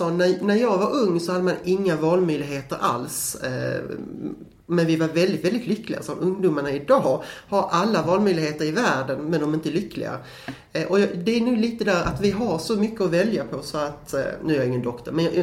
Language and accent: Swedish; Skåne, Sweden; men jag är skåning, det hörs